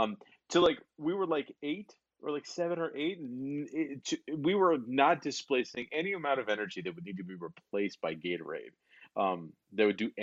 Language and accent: English; Los Angeles, California, United States; I grew up in Los Angeles